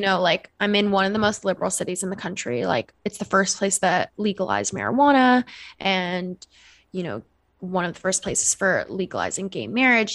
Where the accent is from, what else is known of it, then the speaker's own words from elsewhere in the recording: Seattle, Washington, United States; moved away; I'm from Seattle, Washington originally